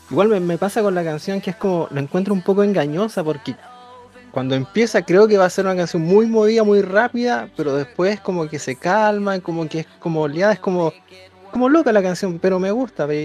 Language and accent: Spanish; Coquimbo, Chile; soy de Coquimbo, tengo 19 años